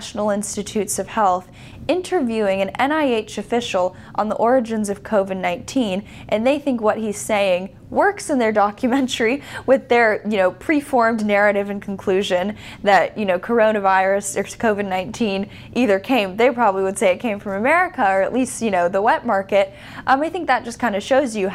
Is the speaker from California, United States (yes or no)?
yes; California, United States; I'm from California